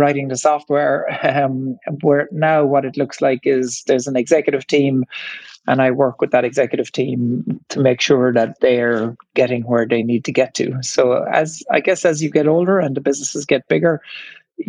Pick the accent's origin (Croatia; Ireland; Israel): Ireland; accent: Irish; you might hear from my accent that I'm Irish. And so I grew up in the 1970s in Ireland